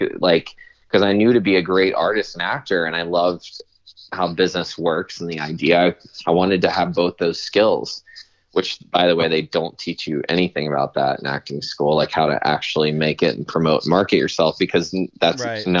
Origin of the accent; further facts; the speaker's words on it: Southern United States, United States; Okay, well, I'm also from the South, so I apologize if I offend anyone.